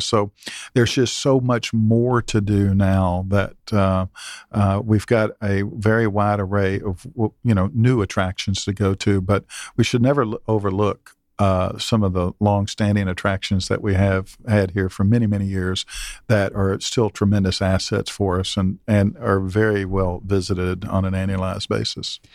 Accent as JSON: {"language": "English", "town": "Lexington", "region": "Kentucky", "country": "United States", "tie": "born or raised there", "moved": "yes", "lives_now": "Atlanta, United States", "said": "I grew up in Lexington, Kentucky"}